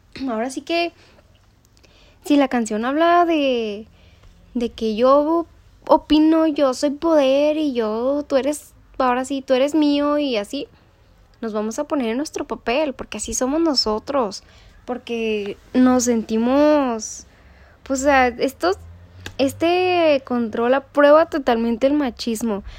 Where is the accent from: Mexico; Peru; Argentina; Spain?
Mexico; como mexicana yo lo adapto